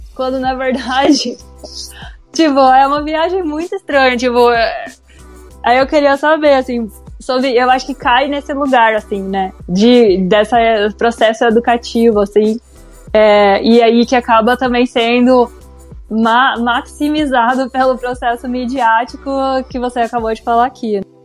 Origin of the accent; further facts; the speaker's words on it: interior of São Paulo, Brazil; eu sou do interior de São Paulo